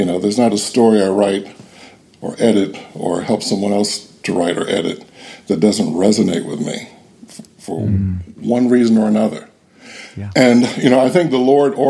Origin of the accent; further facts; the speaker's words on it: Cleveland, Ohio, United States; I grew up in Cleveland, Ohio, during the tumultuous 1960s